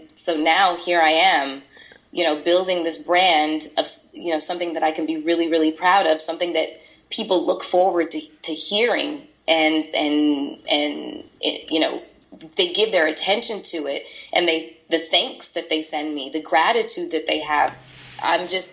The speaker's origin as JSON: {"language": "English", "town": "Toronto", "region": "Ontario", "country": "Canada", "also_born_or_lived": "New York", "moved": "as an adult", "lives_now": "California, United States", "said": "We're both from Toronto"}